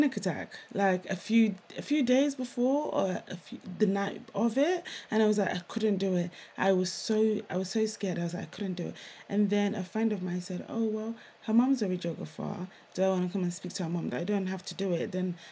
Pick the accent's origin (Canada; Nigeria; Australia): Nigeria; now in United Kingdom; I'm Nigerian.